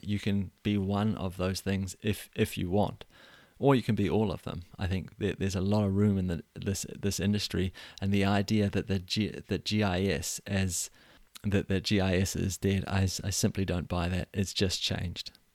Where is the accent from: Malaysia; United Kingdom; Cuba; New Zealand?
New Zealand; moved away as an adult; now in Denmark; I was born and raised in New Zealand